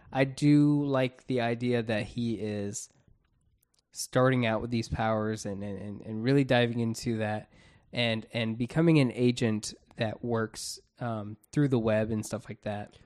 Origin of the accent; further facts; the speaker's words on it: Florida, United States; We're from Florida